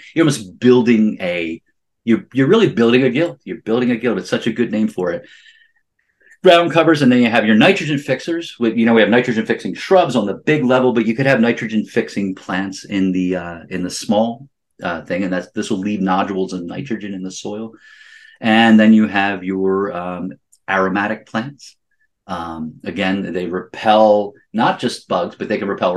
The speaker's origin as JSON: {"language": "English", "region": "Pennsylvania", "country": "United States", "tie": "born or raised there", "said": "where we were in Pennsylvania"}